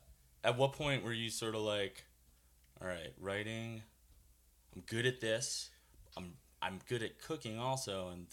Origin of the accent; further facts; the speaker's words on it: East Coast, United States; growing up on the East Coast